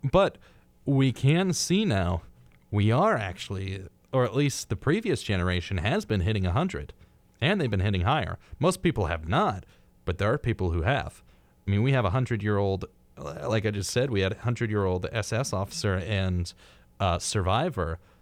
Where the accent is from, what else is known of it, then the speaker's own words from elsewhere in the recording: United States; as an American, my geographical knowledge is very, very slim